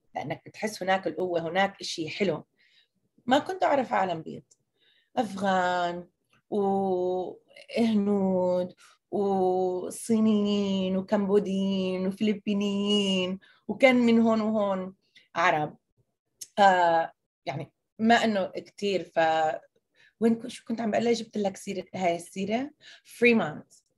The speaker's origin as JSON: {"language": "Arabic", "country": "United States", "tie": "born or raised there", "first_language": "Arabic", "said": "فلسطينية مواليد أمريكا عايشة بالشتات لغتي الثانية كانت إنجليزي"}